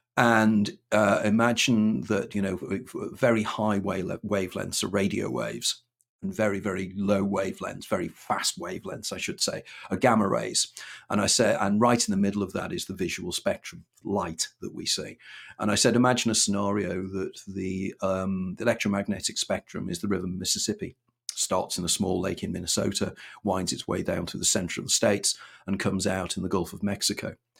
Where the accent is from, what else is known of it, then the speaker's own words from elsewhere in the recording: Wirral, North West England, United Kingdom; moved away as an adult; also born or lived in London; born and brought up on Wirral